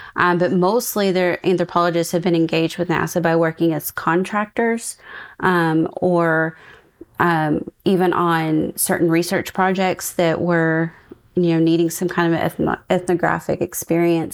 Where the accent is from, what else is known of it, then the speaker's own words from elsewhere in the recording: East Texas, United States; moved away; I'm also originally from East Texas, and my parents lived in Nacogdoches